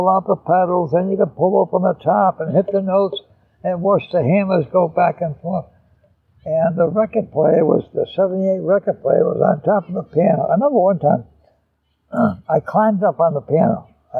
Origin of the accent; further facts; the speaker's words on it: East Providence, Rhode Island, United States; In East Providence. And my mother played piano.